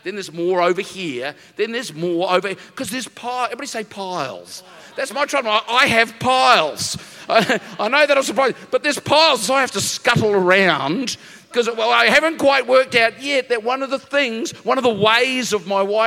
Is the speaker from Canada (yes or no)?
no; New Zealand; moved away as an adult; now in Narrabeen, Australia; I come from New Zealand. Okay, there's lots of the mountains.